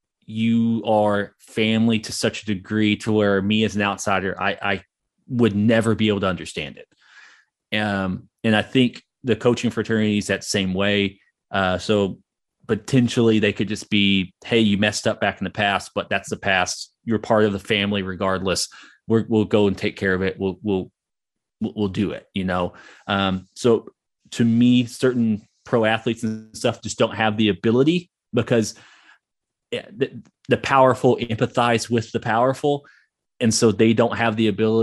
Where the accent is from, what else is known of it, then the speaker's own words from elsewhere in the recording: Hugo, Oklahoma, United States; I grew up in Hugo, Oklahoma